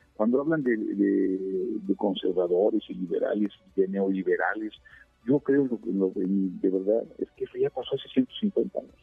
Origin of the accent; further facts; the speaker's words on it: Querétaro, Mexico; also born or lived in Orizaba, Veracruz, Mexico; Yo, yo nací en Orizaba, Veracruz, y, llegué a Querétaro a los nueve años